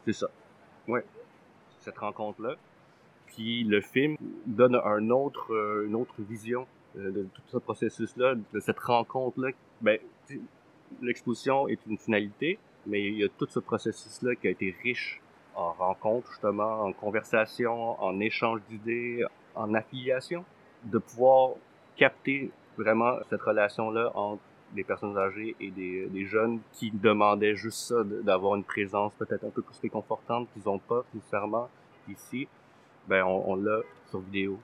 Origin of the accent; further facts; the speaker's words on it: Montreal, Quebec, Canada; also born or lived in Thailand; je suis né dans un camp de réfugiés en Thaïlande. Je suis arrivé ici à l'âge d'un an, à Montréal à l'âge d'un an et demi